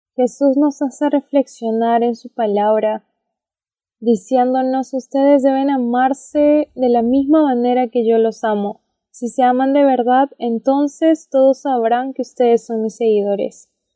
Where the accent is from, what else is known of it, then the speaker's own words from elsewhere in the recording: Peru; Yo soy de Perú